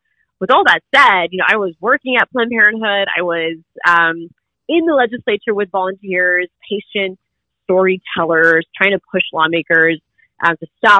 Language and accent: English; Orlando, Florida, United States; I was born and raised in Orlando